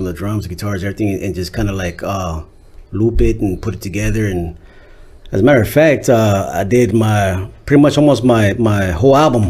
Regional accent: Torrance, California, United States; Well, as a kid growing up, well, my family's from Torrance, Harbor Area, HA. I was born at Torrance Memorial Hospital.

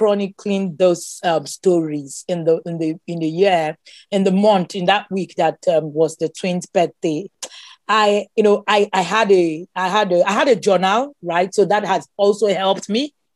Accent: Nigeria; I am Nigerian.

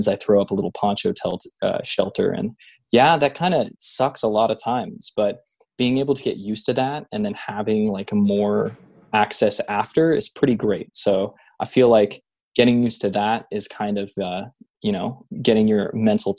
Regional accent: Bay Area, California, United States; I grew up in the Bay Area, so Point Reyes was always close to my area.

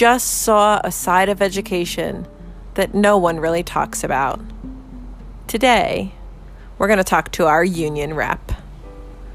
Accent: New Jersey, United States; I'm from New Jersey. In New Jersey, we're union strong.

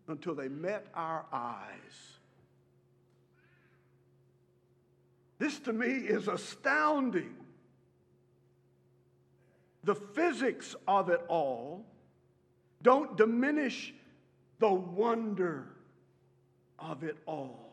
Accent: Beeville, Texas, United States; when I was growing up in Beeville, Texas

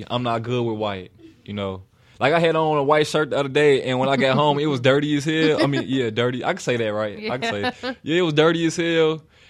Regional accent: Chicago, Illinois, United States; Yeah, I'm from here. Everybody think I'm from the South, though.

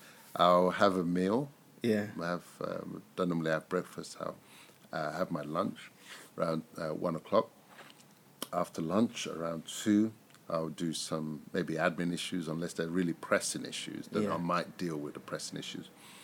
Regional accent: Nigeria

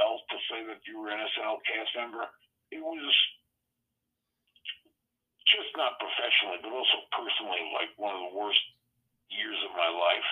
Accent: Long Island, New York, United States; also born or lived in Queens, New York / Florida; most of my life was in Long Island

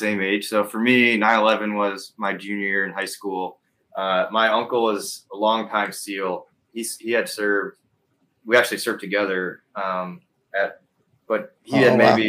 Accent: Toledo, Ohio, United States; moved away as an adult; also born or lived in Huron, Ohio; I grew up in Toledo, joined the Army in 2003

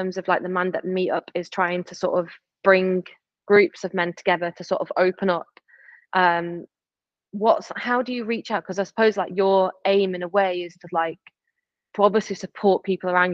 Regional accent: Stockport, North West England, United Kingdom; from Manchester, but from like council estate in Stockport

